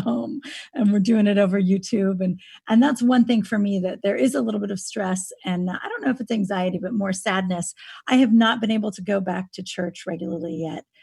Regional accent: Napa Valley, California, United States; now in Austin, United States; I grew up in California. I grew up in Napa Valley

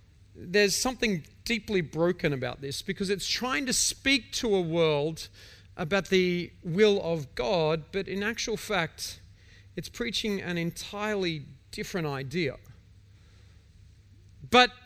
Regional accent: Victoria, Australia; I'm an Australian. I'm from Victoria

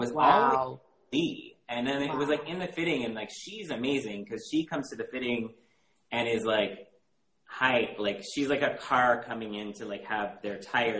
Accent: Michigan, United States; moved away; also born or lived in Chicago; I grew up in Michigan. Okay. And I had only lived there for like from 99 to 03.

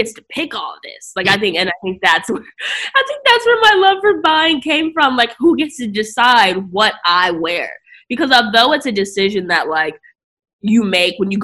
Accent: New Jersey, United States; also born or lived in Akron, Ohio; now in New York, United States; when I was about, eight, my family moved to Jersey

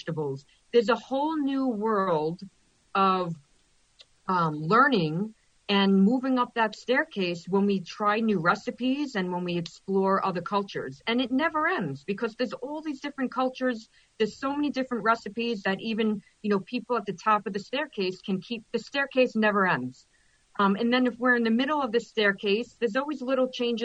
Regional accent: New York, United States; I'm from New York

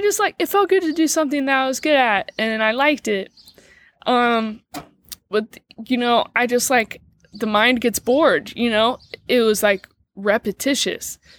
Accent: Dayton, Ohio, United States; moved away; I'm from Dayton, Ohio

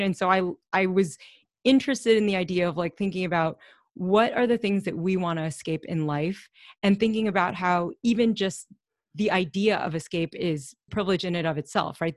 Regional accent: Louisville, Kentucky, United States; we grew up in Louisville

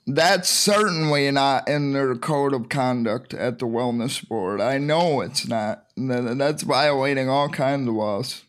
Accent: Michigan, United States; I'm from Michigan

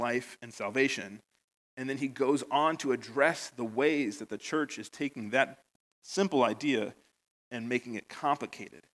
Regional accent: United States; moved away as an adult; now in Northern Ireland, United Kingdom; you probably noticed from my accent, I'm from America, and I've been here 8 years now

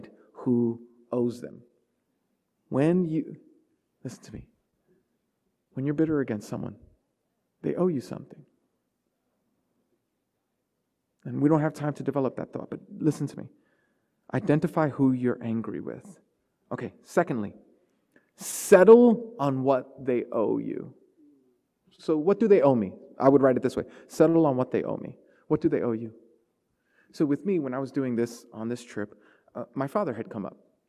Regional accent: New York City, New York, United States; growing up in Brooklyn in the 80s

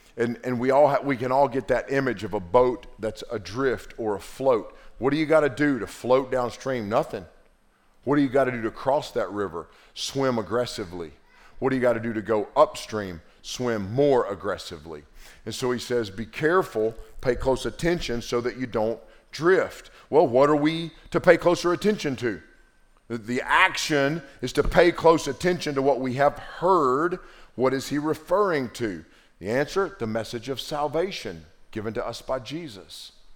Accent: Western North Carolina, United States; growing up in Western North Carolina with a granddaddy that was a preacher

